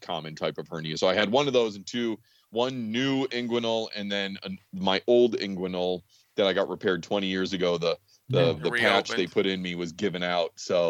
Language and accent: English; Greensboro, North Carolina, United States; I grew up in Greensboro.